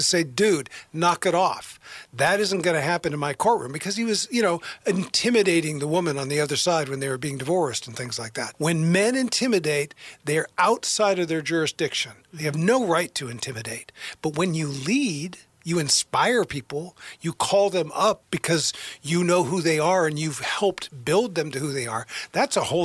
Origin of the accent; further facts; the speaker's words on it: Portland, Oregon, United States; also born or lived in Middle East / Taiwan / China; I grew up in Portland, went to Lincoln High School